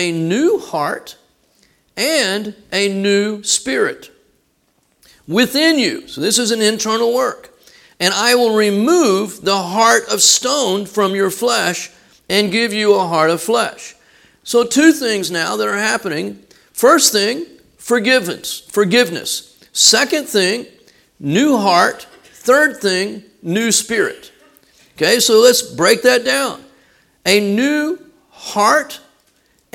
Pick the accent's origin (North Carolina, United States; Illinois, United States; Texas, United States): Texas, United States; we're from Texas